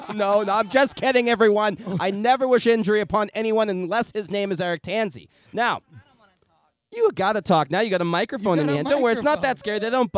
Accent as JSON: {"language": "English", "town": "Boston", "region": "Massachusetts", "country": "United States", "said": "Me, I'm from Boston."}